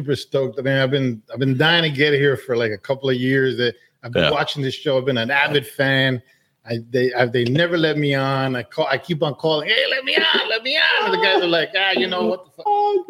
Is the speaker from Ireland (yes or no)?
no; Santiago de los Caballeros, Santiago, Dominican Republic; also born or lived in Alabama, United States; now in Georgia, United States; I grew up in the south side of Dominican, actually in the north side. I was born in Santiago, in El Valle del Cibao, la cuna del tabaco puro, which means it's the where tobacco was created.